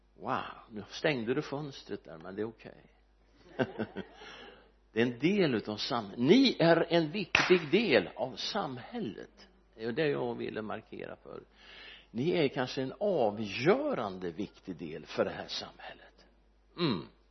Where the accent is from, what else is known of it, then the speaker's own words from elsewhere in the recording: Örebro, Örebro County, Sweden; Almby församling där jag växte upp